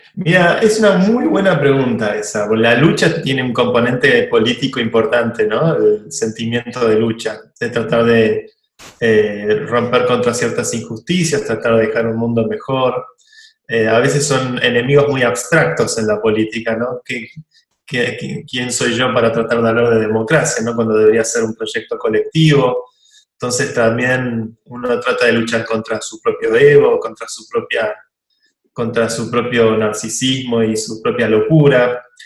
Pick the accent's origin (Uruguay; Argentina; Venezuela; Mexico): Argentina; yo soy muy argentino